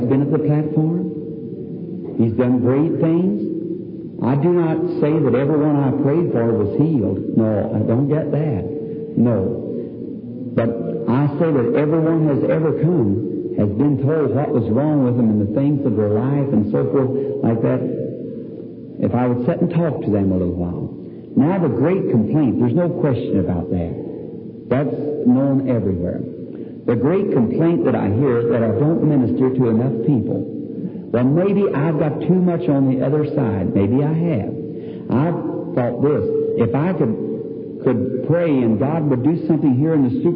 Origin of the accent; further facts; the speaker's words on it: the South, United States; I'm from the South